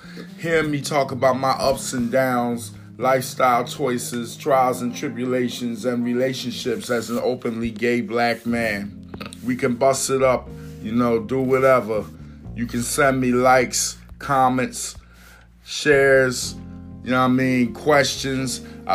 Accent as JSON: {"language": "English", "town": "Philadelphia", "region": "Pennsylvania", "country": "United States", "tie": "born or raised there", "moved": "yes", "lives_now": "New Haven, United States", "said": "I was born and raised in Philadelphia, PA, and I'm hailing from New Haven, Connecticut."}